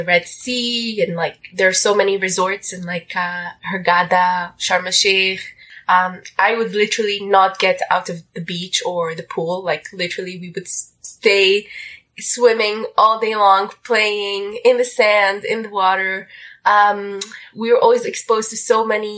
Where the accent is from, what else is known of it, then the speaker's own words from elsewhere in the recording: Abu Dhabi, United Arab Emirates; English is a second language; also born or lived in Egypt; now in Montreal, Canada; I was born in Abu Dhabi, which is pretty close to Dubai